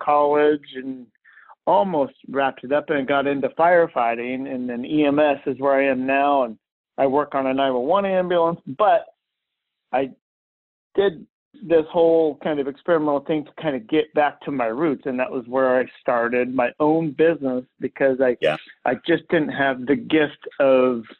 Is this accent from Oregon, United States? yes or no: yes; Oregon City, Oregon, United States; I grew up in Oregon City